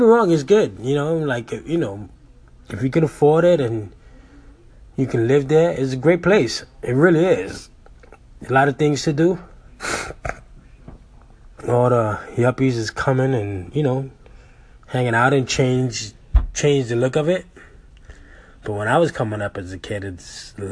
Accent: New York City, New York, United States; I grew up in Lower East Side back in the 80s

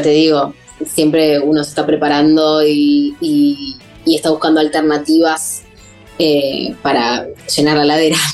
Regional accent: Avellaneda, Buenos Aires Province, Argentina; yo soy de Avellaneda y empecé a venir a Capital a estudiar

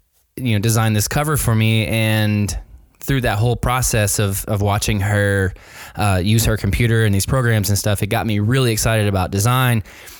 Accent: Nashville, Tennessee, United States; Yeah, so I am physically at my house right now in Nashville, Tennessee. Born and raised in Nashville, Tennessee.

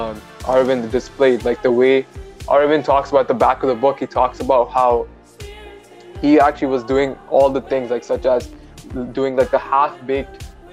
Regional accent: India; moved away; I grew up in India.

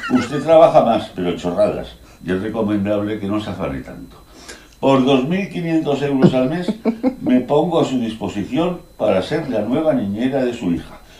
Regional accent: Madrid, Community of Madrid, Spain; born there; Nací en el Sanatorio de San Francisco de Asís de Madrid

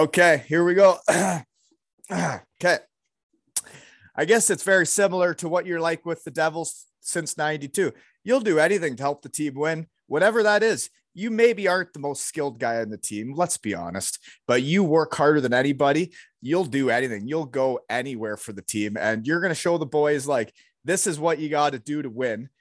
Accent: Elmira, Ontario, Canada; moved away; I grew up in Almira, Ontario

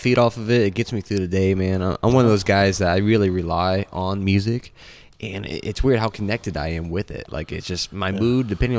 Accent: Wilmington, Ohio, United States; moved away; I'm from Wilmington, Ohio, originally.

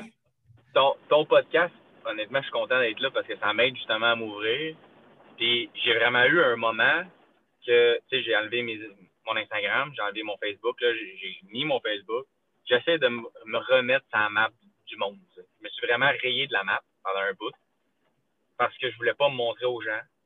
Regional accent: Quebec, Canada; moved away; je suis québécois

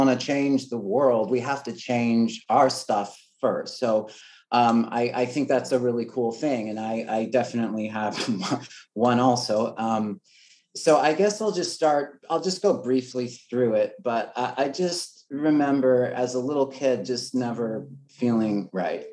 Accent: Los Angeles, California, United States; also born or lived in Oregon; I grew up

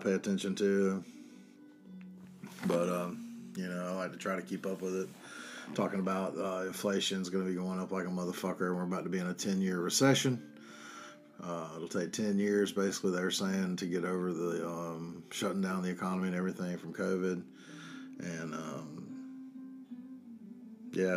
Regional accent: North Carolina, United States; I'm from North Carolina

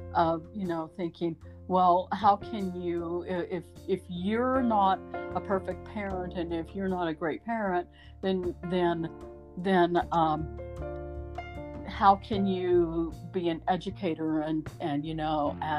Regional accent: Southwest Missouri, United States; now in Idaho, United States; growing up in Southwest Missouri and being a Missouri hillbilly

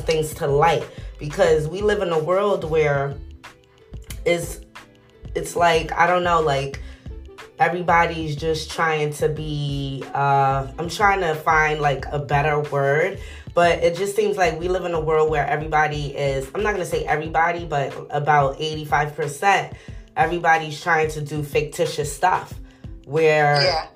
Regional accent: New York City, New York, United States; I'm from New York City

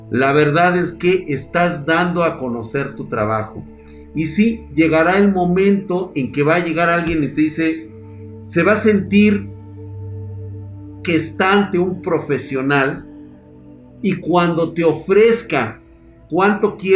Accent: Colombia; devolviendo la tierra que los violentos le quitaron a otros como a mi papá, y me siento realizado, soy colombiano.

